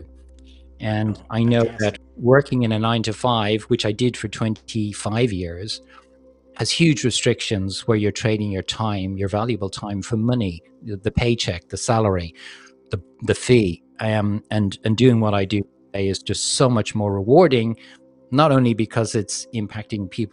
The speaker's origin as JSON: {"language": "English", "country": "Ireland", "tie": "born or raised there", "also_born_or_lived": "London, United Kingdom / Hong Kong / Manila, Philippines / Los Angeles, United States", "moved": "as an adult", "said": "I grew up in Ireland, and when I graduated from college in the 80s, there was no work in Ireland."}